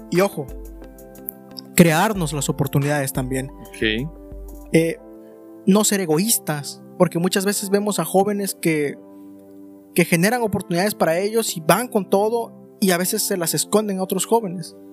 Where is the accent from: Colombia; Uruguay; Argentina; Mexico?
Mexico; también soy mexicano